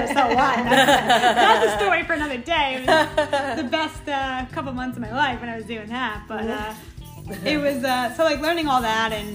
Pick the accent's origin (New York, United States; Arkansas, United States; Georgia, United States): New York, United States; Hicksville; I'm from Hicksville